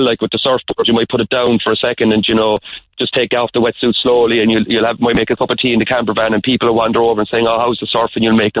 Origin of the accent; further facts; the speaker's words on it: Cork, Munster, Ireland; I'm from Cork